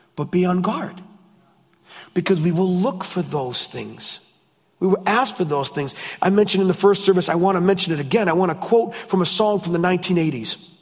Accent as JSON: {"language": "English", "country": "United States", "said": "I'm from the States"}